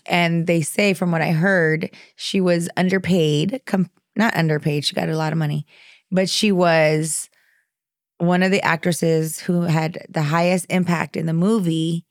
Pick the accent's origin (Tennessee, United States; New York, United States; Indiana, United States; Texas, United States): Texas, United States; the Rio Grande Valley, South; I'm from the Valley, from South Texas